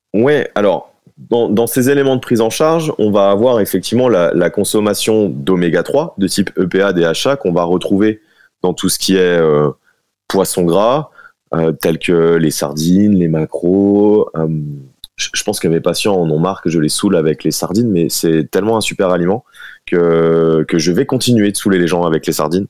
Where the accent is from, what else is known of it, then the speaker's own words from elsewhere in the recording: Dijon, Bourgogne-Franche-Comté, France; je suis, de Dijon